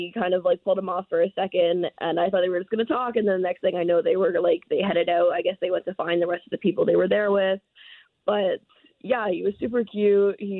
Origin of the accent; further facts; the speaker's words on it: Toronto, Ontario, Canada; we realized we're both from Toronto